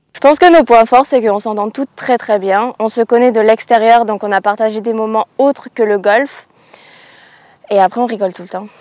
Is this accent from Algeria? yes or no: no; France